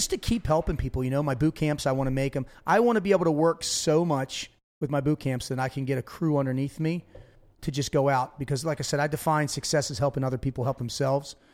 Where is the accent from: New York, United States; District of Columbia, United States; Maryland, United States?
Maryland, United States; Baltimore; I'm from Baltimore. Is that what part of Baltimore? Dundalk.